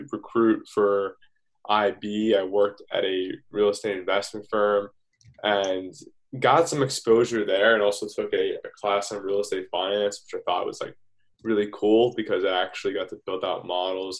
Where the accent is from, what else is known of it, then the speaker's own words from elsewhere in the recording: Stamford, Connecticut, United States; I'm from Stamford, Connecticut